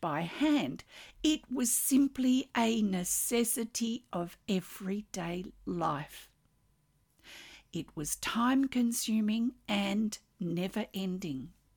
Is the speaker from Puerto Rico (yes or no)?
no; Australia; I'm an Australian textile artist